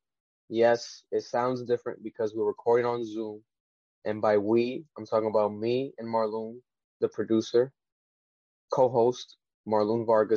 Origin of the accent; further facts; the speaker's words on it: Rhode Island, United States; we're from Rhode Island, the smallest state in the country of the United States